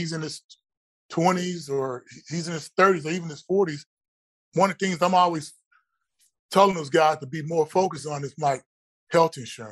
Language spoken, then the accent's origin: English; College Station, Texas, United States; back at Texas A&M, where I grew up here down in College Station